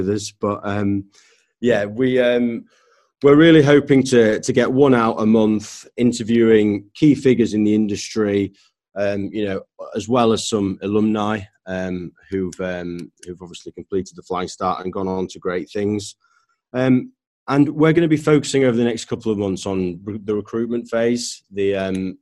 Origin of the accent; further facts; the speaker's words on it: Leeds, Yorkshire and the Humber, United Kingdom; moved away as an adult; also born or lived in London / Newmarket; I grew up in Leeds, not around horses.